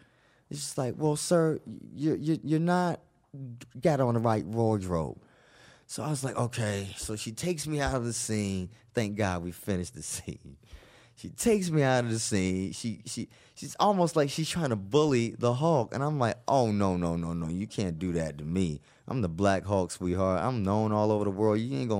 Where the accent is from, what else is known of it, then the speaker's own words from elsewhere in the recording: the South, United States; ma'am, I'm a Southerner. I'm from the East Coast. I talk loud.